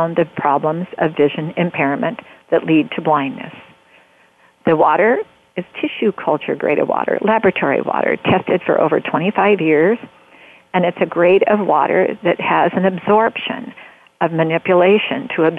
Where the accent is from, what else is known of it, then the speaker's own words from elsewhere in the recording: Oregon, United States; I'm an Oregonian, and we met here in Oregon